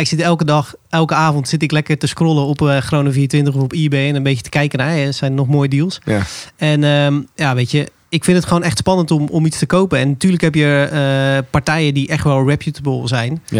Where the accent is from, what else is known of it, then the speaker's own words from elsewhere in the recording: Zeeland, Netherlands; moved away; Ik kom oorspronkelijk uit Zeeland